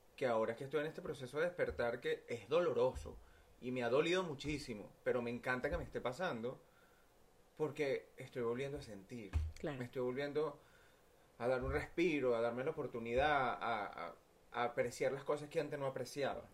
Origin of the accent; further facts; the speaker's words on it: Venezuela; moved away; Yo vengo de Venezuela